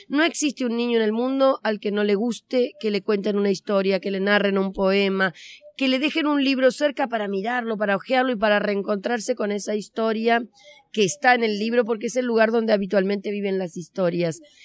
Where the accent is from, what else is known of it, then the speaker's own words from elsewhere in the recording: Argentina; vengo de Argentina, como se me nota en cuanto empiezo a hablar